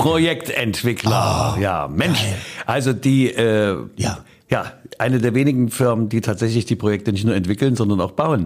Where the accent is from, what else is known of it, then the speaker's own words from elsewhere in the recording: East Germany, Germany; bei uns in der DDR